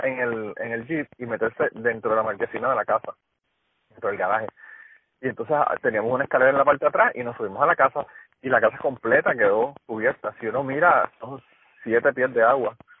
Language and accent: Spanish; Utuado, Puerto Rico; Utuado, que es donde yo vivía, yo soy de Utuado